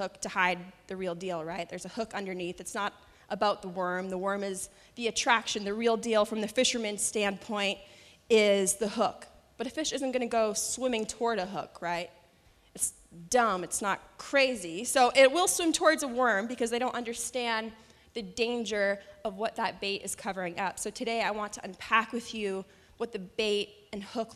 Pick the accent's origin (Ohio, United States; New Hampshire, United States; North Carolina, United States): New Hampshire, United States; moved away; I'm from New Hampshire, and freshwater fishing is a common hobby there